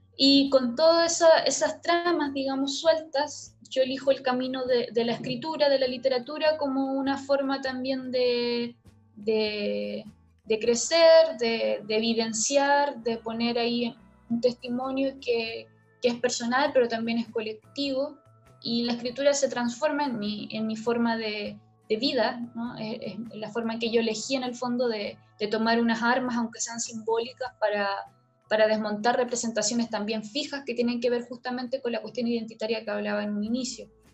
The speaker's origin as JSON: {"language": "Spanish", "country": "Chile", "tie": "born or raised there", "said": "el lugar donde yo nací, que es la ciudad, pero tampoco es cualquier ciudad, es la periferia de una ciudad"}